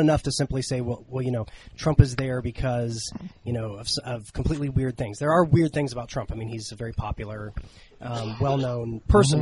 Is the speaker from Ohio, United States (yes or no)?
yes; Ohio, United States; my home state of Ohio